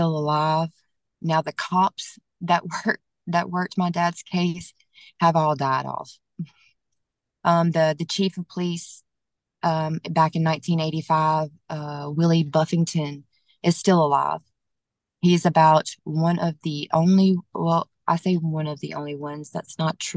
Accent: Monroe, Louisiana, United States; still in my hometown

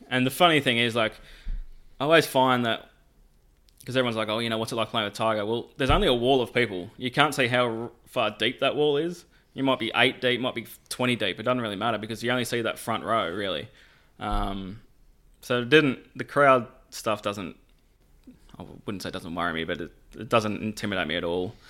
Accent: Warrnambool, Victoria, Australia; moved away as an adult; now in Jacksonville, United States; Mark and I grew up together. Um, tiny small town in, uh, Victoria, Australia. Uh, it's called Warrnambool

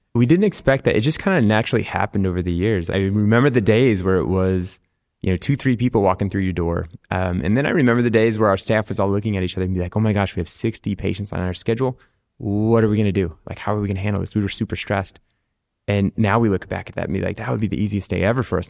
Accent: Rochester, Minnesota, United States; also born or lived in Nebraska / Ohio / La Crosse, Wisconsin; most of my childhood was in Rochester, Minnesota.

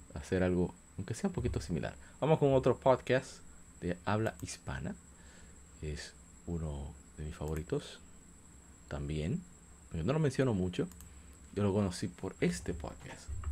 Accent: Dominican Republic; para mí que soy de República Dominicana

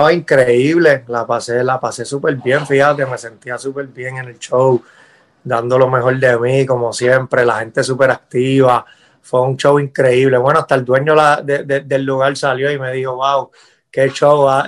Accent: Puerto Rico; yo siempre, cuando chamaquito crecí en Puerto Rico escuchando todo eso.

